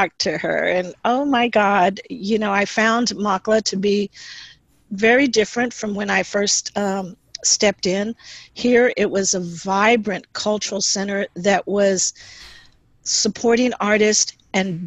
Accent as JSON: {"language": "English", "town": "Houston", "region": "Texas", "country": "United States", "moved": "as an adult", "lives_now": "San Jose, United States", "said": "I am originally from Houston, Texas, and had the opportunity to live in different parts of the country"}